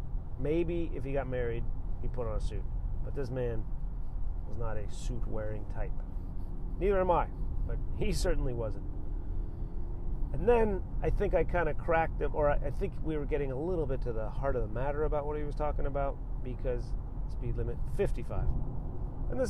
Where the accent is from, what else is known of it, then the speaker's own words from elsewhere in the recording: Southern California, United States; also born or lived in Chicago; now in Atlanta, United States; I was born in Chicago and then grew up in Southern California.